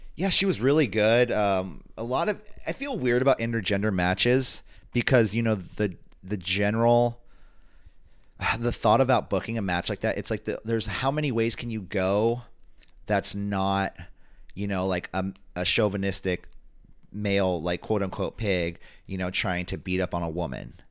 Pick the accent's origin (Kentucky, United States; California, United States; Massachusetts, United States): California, United States; San Francisco Bay Area, Northern; we come from the Northern California, San Francisco Bay Area